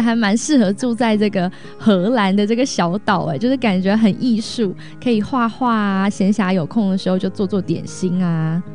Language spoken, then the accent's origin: Chinese; Taipei, Taiwan; now in Los Angeles, United States; 我这种台北的这种都市小孩